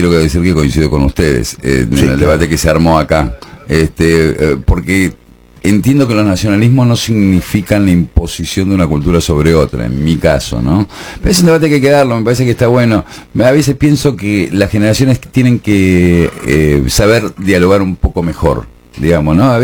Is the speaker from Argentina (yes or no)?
yes; Argentina; Pero ahora... Si somos argentinos.